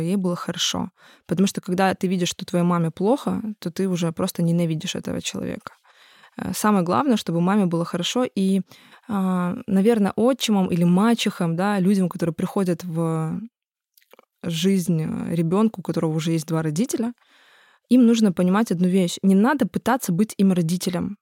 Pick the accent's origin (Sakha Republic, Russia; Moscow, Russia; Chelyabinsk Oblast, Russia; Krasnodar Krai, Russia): Krasnodar Krai, Russia; Tuapse; moved away as an adult; я очень люблю свой родной город